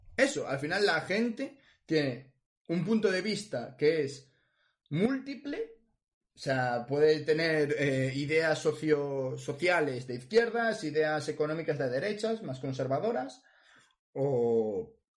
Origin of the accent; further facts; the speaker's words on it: Ferrol, Galicia, Spain; donde yo nací, Ferrol